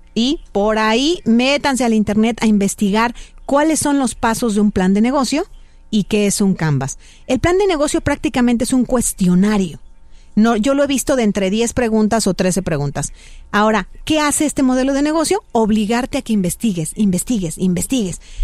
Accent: Mexico; muchos de nosotros como mexicanos pensamos

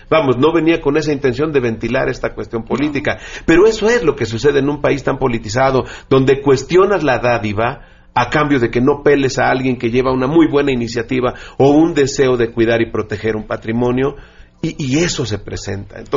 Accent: Mexico; seamos o no seamos indígenas, seamos o no seamos de Oaxaca, somos mexicanos

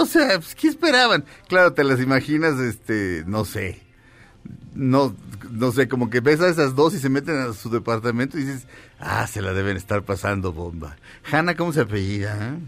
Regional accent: Mexico; Somos mexicanos, todos

